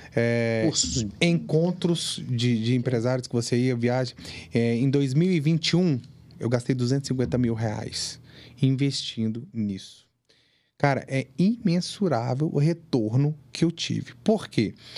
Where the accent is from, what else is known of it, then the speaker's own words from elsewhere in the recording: Ipatinga, Minas Gerais, Brazil; now in Vila Velha, Brazil; eu vim do interior, eu vim de Patinga